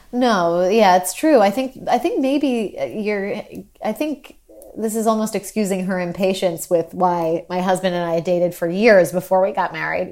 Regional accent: New York, United States; I grew up in New York

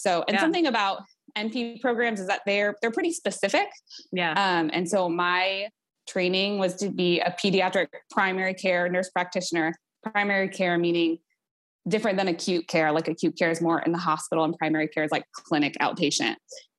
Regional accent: Portland, United States; moved away as an adult; also born or lived in North Carolina; I was born and raised in Portland, but moved to North Carolina for my husband to be in grad school.

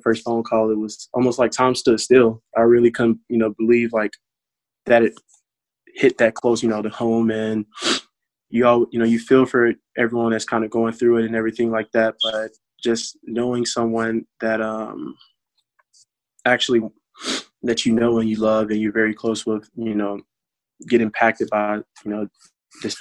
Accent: Lanett, Alabama, United States; moved away; back in my hometown in Lynette, Alabama, Chambers County

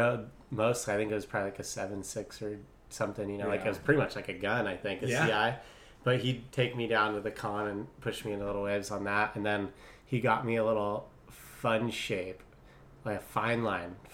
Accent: Santa Barbara, California, United States; also born or lived in Pasadena; we moved up to Santa Barbara when I was 3.

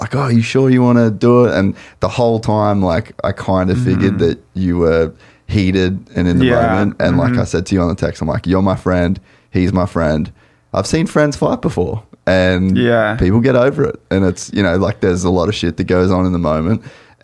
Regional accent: Australia; I'm Australian

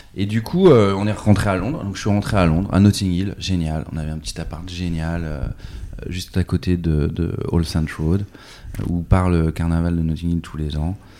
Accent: Nantes, Pays de la Loire, France; also born or lived in New York / London; je suis né à Nantes en 78

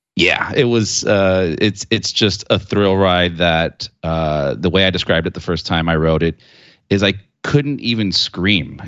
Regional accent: South Florida, United States; We're we're from South Florida

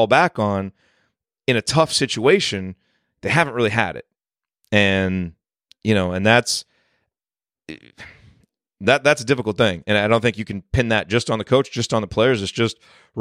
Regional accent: Bloomington, Indiana, United States; moved away; when we were growing up in Bloomington

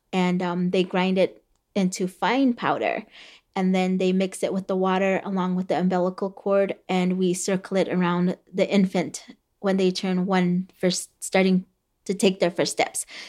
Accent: Havasupai, Arizona, United States; first language Havasupai; English is a second language; Havasupai was the first language that I spoke

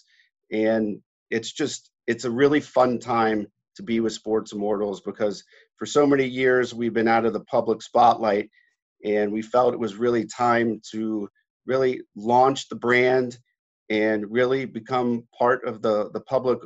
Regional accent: Pittsburgh, Pennsylvania, United States; Growing up in Pittsburgh, we had a large basement in our house

